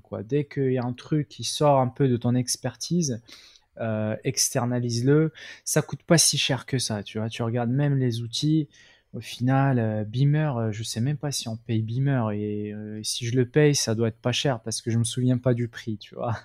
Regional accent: Morocco; moved away as an adult; j'étais au Maroc hein, au passage. Donc moi, je viens du Maroc. À la base, je suis d'origine marocaine.

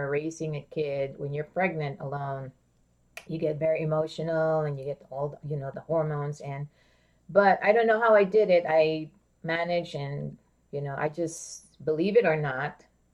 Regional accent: Philippines; moved away; I grew up in the Philippines

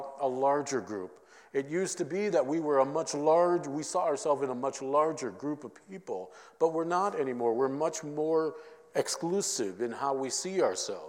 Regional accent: Minnesota, United States; I'm from Minnesota

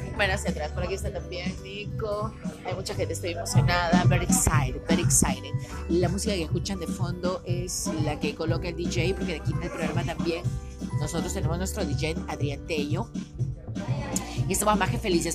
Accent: Peru; Somos peruanos

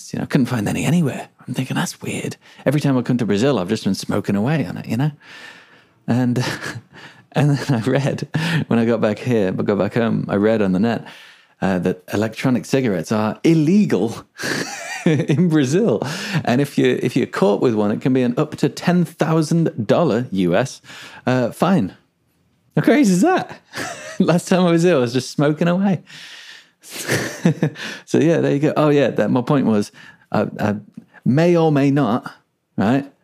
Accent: England, United Kingdom; moved away; also born or lived in Melbourne, Australia; I'm English, right? Pulled the English card. Look, mate, I am English

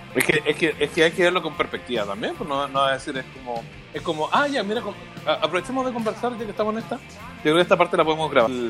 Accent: Chile; como chilenos

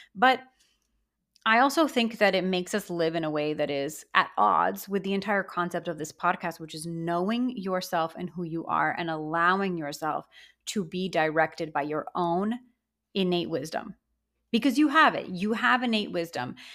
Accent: Miami, Florida, United States; I grew up in Miami.

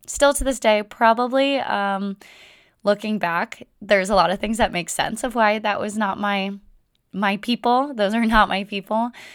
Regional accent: Windermere, Florida, United States; moved away; I grew up in Florida. And first eighteen years of my life, I lived in a small town called Windermere outside of Orlando, Florida.

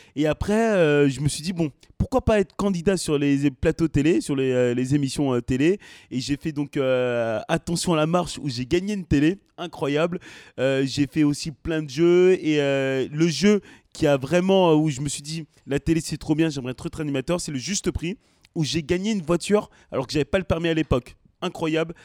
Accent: France; also born or lived in Senegal (ancestry); je suis né en France et je suis aussi d'origine sénégalaise

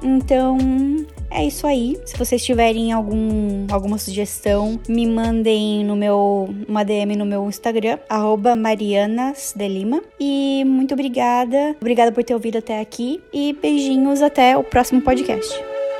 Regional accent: Joinville, Santa Catarina, Brazil; moved away as an adult; now in Canada; eu sou de Joinville, Santa Catarina, e eu moro no Canadá há pouco mais de três anos.

